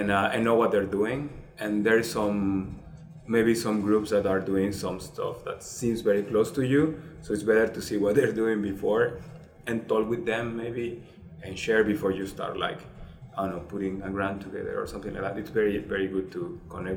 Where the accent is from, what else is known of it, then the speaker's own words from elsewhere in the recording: southern Mexico, Mexico; now in Berkeley, United States; I am from the south of Mexico